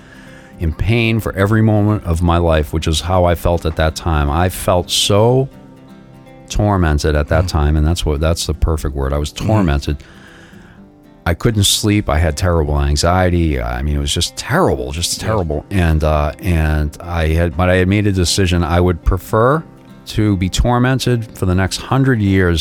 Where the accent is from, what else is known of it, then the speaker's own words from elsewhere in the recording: Boston, Massachusetts, United States; I grew up in Boston.